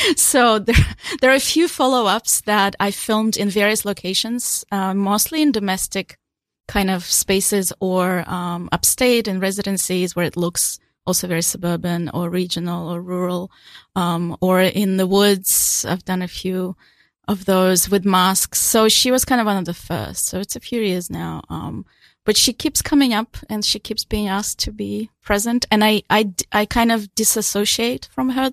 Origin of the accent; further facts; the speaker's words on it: Ukraine; also born or lived in Australia; now in New York City, United States; I was born a Soviet Union, so I actually completely, I come from a place doesn't, that doesn't exist